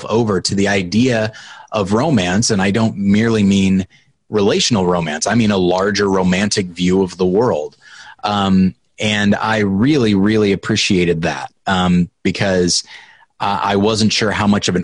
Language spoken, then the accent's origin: English; United States; I'm an American